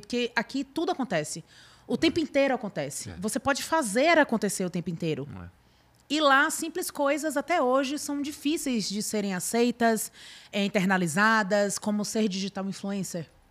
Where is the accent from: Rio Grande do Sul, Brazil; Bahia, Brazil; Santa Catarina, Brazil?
Bahia, Brazil; Salvador; moved away as an adult; now in São Paulo, Brazil; Eu, eu sou de Salvador